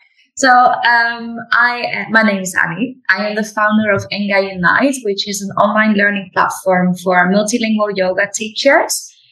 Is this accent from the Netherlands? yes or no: yes; Netherlands; English is a second language; moved away as an adult; I was born in the Netherlands and traveled a lot, practiced a lot of yoga, traveled around the world, and actually moved back here 3 months ago.